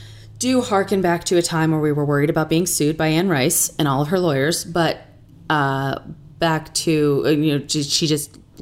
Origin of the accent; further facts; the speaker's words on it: Ireland; even though I am Irish